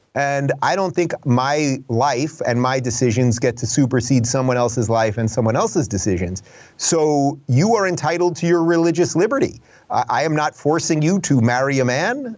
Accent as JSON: {"language": "English", "area": "Long Island", "region": "New York", "country": "United States", "tie": "born or raised there", "also_born_or_lived": "Brooklyn, New York / Manhattan, New York / Los Angeles, California", "moved": "as an adult", "lives_now": "Miami, United States", "said": "I was born in Brooklyn, spent my first couple years there. Then I grew up in the suburbs in Long Island"}